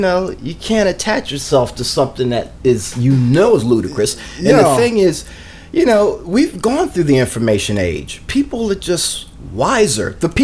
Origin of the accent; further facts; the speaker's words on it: Canada; I'm not from the United States. I'm from Canada, and we don't have the same racial division.